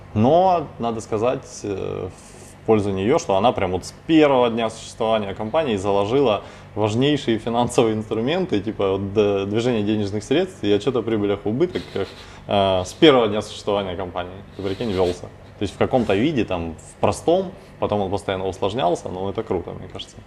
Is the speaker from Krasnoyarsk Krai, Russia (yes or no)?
no; Novocherkassk, Rostov Oblast, Russia; now in Rostov-on-Don, Russia; я сам родом из Новочеркасска, это пригород Ростова